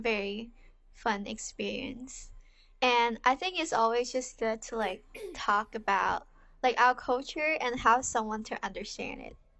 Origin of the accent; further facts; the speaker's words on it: Hong Kong; also born or lived in Los Angeles; now in San Francisco, United States; I'm the youngest here. Like Crystal, I'm also from Hong Kong. Right now, I'm in San Francisco living with my parents because of COVID, and I'm a senior at LMU studying marketing, psychology minor